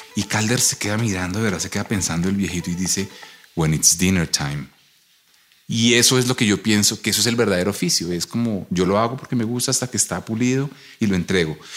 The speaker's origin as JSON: {"language": "Spanish", "region": "Bogotá", "country": "Colombia", "said": "Yo soy fotógrafo bogotano"}